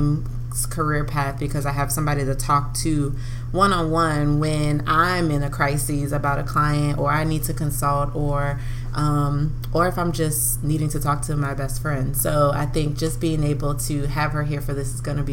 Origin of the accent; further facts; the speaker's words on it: New Orleans, Louisiana, United States; moved away as an adult; now in Baton Rouge, United States; we have been best friends since the seventh grade, which that feels like forever now too, growing up in New Orleans.